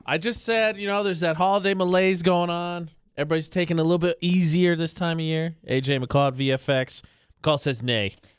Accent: Lafayette, Indiana, United States; moved away; I grew up in Lafayette, Indiana

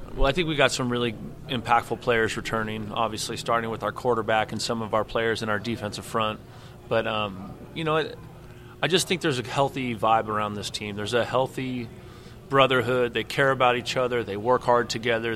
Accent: Bay Area, California, United States; I grew up in the Bay Area

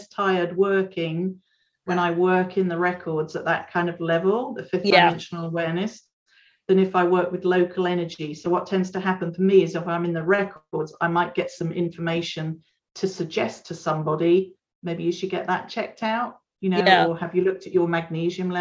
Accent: United Kingdom; moved away; I'm originally a Brit

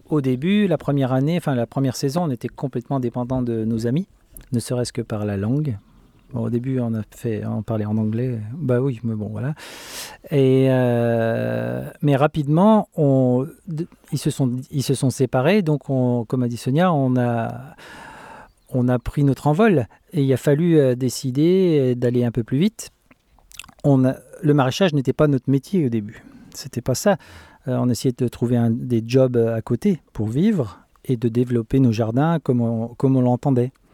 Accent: France; moved away as an adult; now in Sweden; on est français

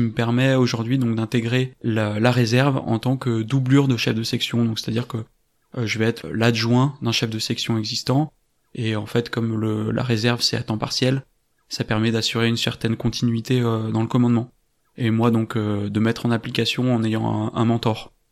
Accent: France; also born or lived in Paris; je suis originaire de Cessin et j'y habite actuellement.

